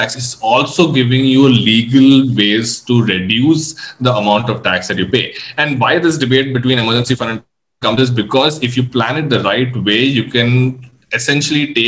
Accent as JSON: {"language": "English", "country": "India", "said": "I'm an Indian"}